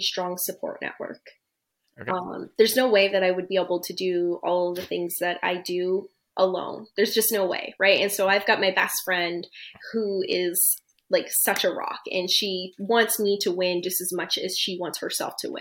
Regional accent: East Coast, Canada; moved away as an adult; now in Toronto, Canada; I'm from the East Coast originally. I'm now located in Toronto, but I'm originally from the East Coast.

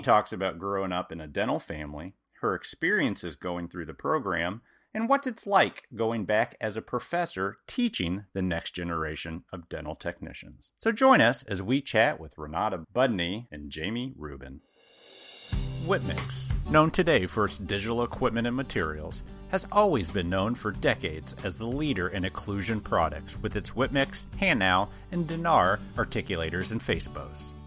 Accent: Midwest, United States; I'm from the Midwest

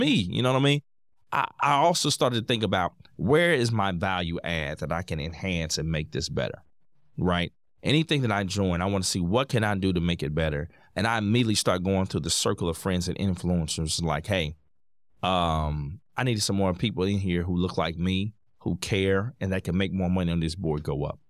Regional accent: Indianapolis, Indiana, United States; I'm born and raised in Indianapolis, Indiana

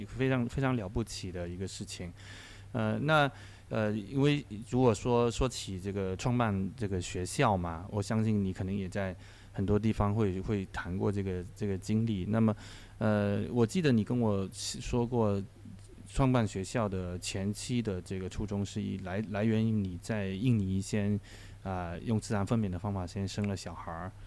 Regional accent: Guangdong, China; 我刚刚跟她作为潮汕人，呃，老乡

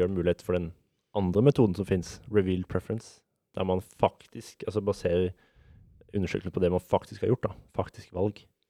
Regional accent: Vegårshei, Agder, Norway; now in Oslo, Norway; Jeg kommer fra Vegårshei

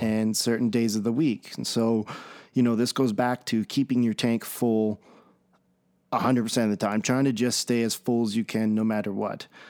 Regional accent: Red Deer, Alberta, Canada; I'm from Red Deer, Alberta, Canada

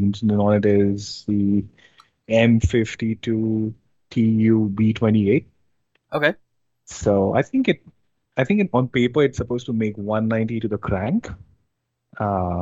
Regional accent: India; moved away as an adult; now in Ontario, Canada; I'm based in Ontario right now, Canada. And I mean, originally I'm from India. I just moved like here in 2019

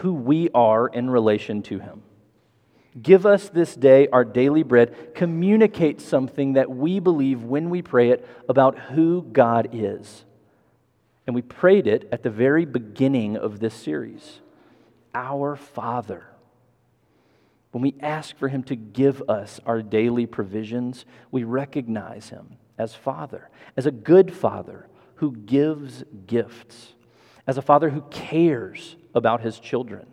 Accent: Memphis, Tennessee, United States; also born or lived in Mississippi / Massachusetts / Chicago; I moved to Memphis when I was 10 from very small town, Mississippi.

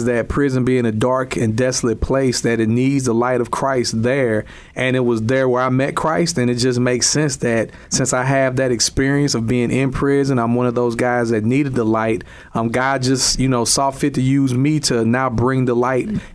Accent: East St. Louis, Illinois, United States; I grew up in East St. Louis, Illinois, in an all-black area

